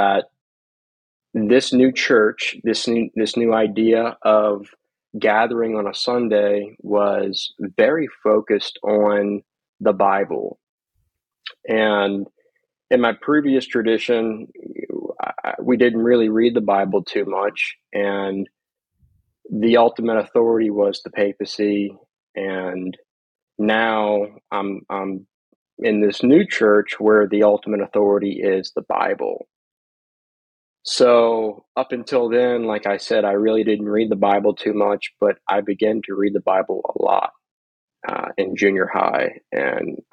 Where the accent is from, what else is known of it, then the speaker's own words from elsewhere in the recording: Slidell, Louisiana, United States; I'm originally from Slidell, Louisiana, which is a town about